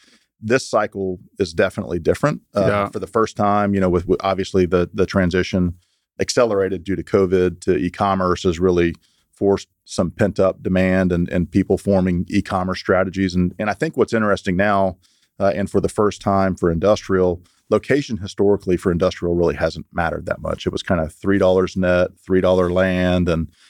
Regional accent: Houston, Texas, United States; also born or lived in Lubbock / Dallas; I grew up in Houston and got out of high school in 1992

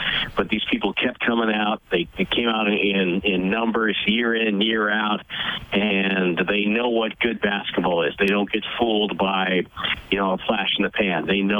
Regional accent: New England, United States; moved away; As you can tell, I grew up in New England

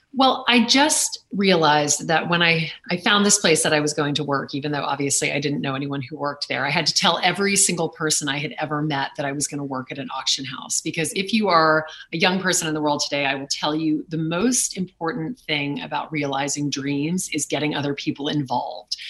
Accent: Lake Charles, Louisiana, United States; now in New York City, United States; growing up in Lake Charles, Louisiana

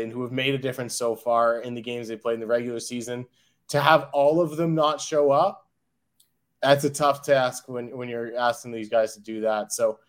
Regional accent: Windsor, Ontario, Canada; born or raised there

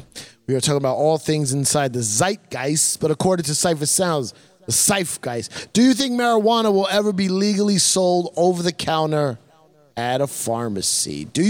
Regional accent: United States; No, I'm not. I'm not from Spain. Nobody in front of my family's from Spain.

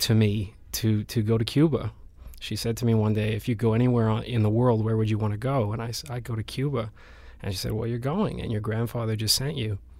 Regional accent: Vancouver, British Columbia, Canada; moved away as an adult; also born or lived in Spain; I grew up in Vancouver, and, and I left Vancouver when I was about 18, 19 to go to Spain

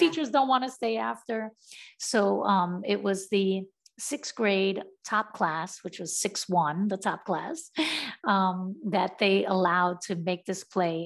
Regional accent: New York City, New York, United States; growing up in Brownsville, I just wanted to be like a part of my community

